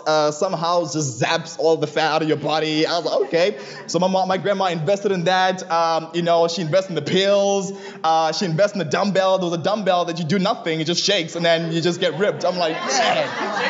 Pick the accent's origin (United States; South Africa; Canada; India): South Africa; Johannesburg, Gauteng; I grew up in Johannesburg, South Africa